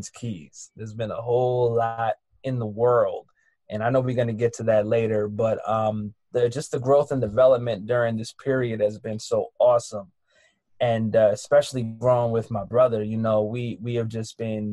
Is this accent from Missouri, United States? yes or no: no; New York City, New York, United States; now in New Jersey, United States; I am a young man who now lives in New Jersey, but I'm from Harlem